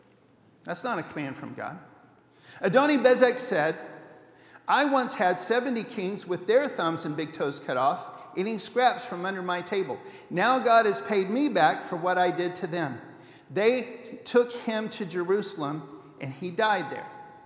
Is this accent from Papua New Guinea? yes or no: yes; Papua New Guinea; I had Perizzites when I was growing up in New Guinea, and it wasn't any picnic.